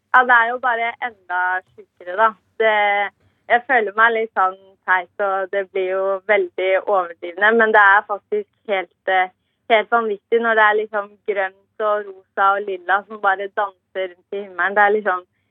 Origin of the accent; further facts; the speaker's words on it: Eastern Norway, Norway; moved away as an adult; now in Kabelvåg, Norway; Jeg er jo fra Østlandet